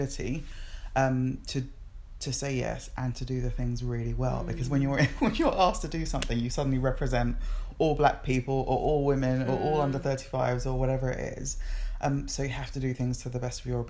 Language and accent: English; England, United Kingdom; also born or lived in Nigeria / Kent; I was born in Nigeria and moved to England when I was four